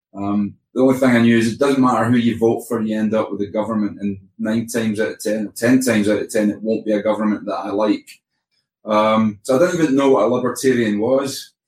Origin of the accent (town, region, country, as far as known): Scotland, United Kingdom